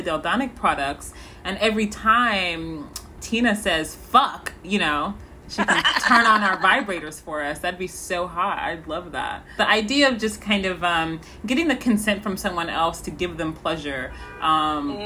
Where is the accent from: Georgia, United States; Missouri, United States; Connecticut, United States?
Missouri, United States; also born or lived in St. Louis, Missouri; I am from Missouri